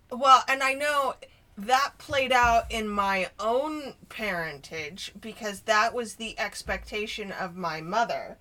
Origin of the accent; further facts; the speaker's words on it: Denver, Colorado, United States; I grew up in Denver, so I was still in the height of busing